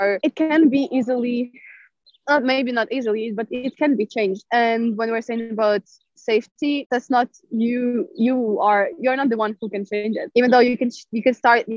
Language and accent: English; Ukraine; now in Ljubljana, Slovenia; I'm from Ukraine.